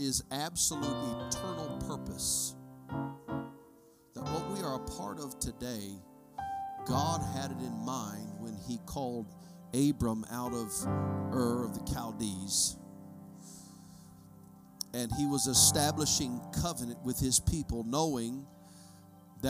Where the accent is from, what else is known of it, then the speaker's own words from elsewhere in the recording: United States; I'm an American